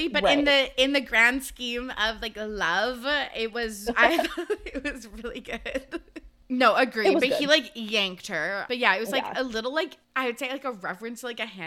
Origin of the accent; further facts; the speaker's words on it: Canada; we are both Canadian girls